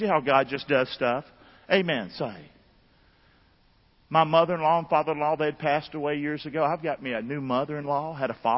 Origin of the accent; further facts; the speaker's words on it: Rockingham, North Carolina, United States; moved away; I'm from Rockingham, 109 River Road, Rockingham